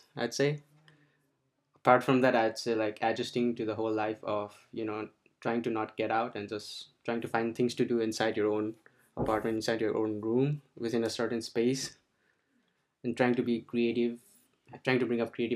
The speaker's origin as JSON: {"language": "English", "town": "Kathmandu", "region": "Bagmati", "country": "Nepal", "moved": "as an adult", "lives_now": "United States", "said": "I'm from Nepal, came to the United States almost like 7 years ago now"}